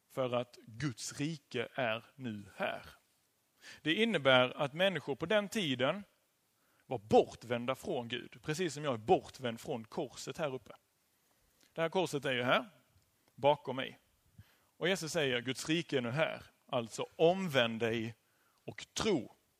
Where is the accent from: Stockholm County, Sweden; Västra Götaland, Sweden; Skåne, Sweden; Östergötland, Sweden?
Skåne, Sweden; Kristianstad; now in Kungälv, Sweden; jag ehm, kom från Kristianstad och bor nu i Kungälv.